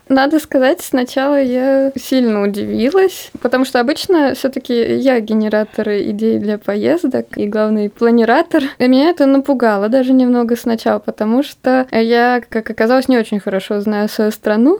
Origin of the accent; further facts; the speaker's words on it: Dubna, Moscow Oblast, Russia; Мы два программиста из замечательного города Наукограда Дубна.